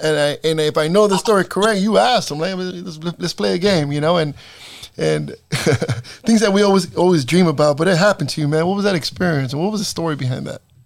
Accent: Salinas, California, United States; also born or lived in East Los Angeles, California; I was born in East LA, but I was raised here in East Salinas

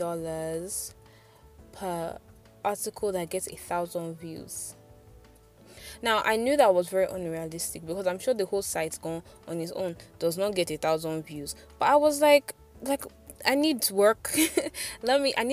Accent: Nigeria; as a Nigerian doing freelance

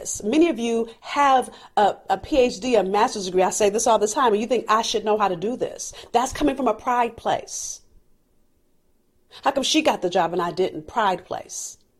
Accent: California, United States; I'm from California. I don't know how to drive in the snow.

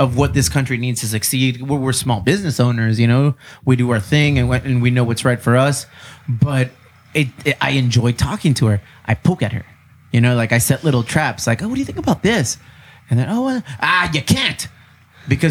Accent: San Diego, California, United States; I'm from San Diego

